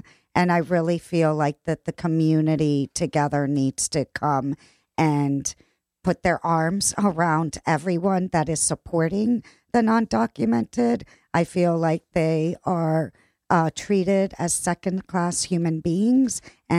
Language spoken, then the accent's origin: English; San Juan, Puerto Rico; also born or lived in Italy / Argentina; So I grew up in Italia and Argentina and Puerto Rico. I was actually born in Puerto Rico, San Juan.